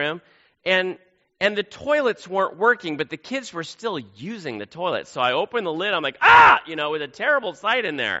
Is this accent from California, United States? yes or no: yes; Silicon Valley, California, United States; growing up in the Silicon Valley of California